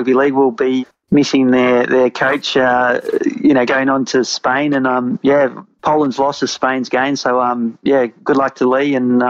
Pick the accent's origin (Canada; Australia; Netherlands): Australia; also born or lived in England; I'm born and raised in Australia. I lived in England